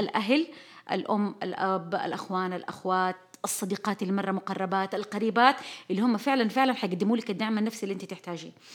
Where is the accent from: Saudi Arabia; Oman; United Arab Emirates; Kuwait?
Saudi Arabia; نحن كشعب سعودي